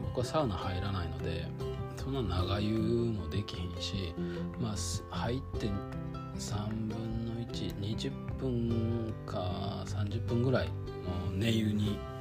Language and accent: Japanese; Kyoto, Japan; moved away; そもそも京都で生まれて京都で育って